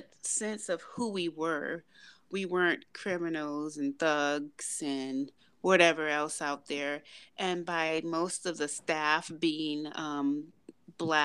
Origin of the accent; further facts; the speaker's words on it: Detroit, Michigan, United States; moved away as an adult; I grew up in Detroit, Michigan